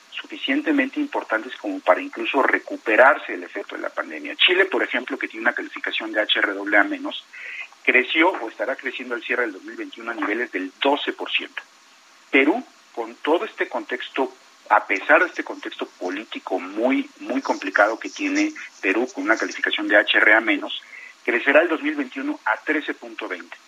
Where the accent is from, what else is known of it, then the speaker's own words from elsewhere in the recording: Mexico; como mexicano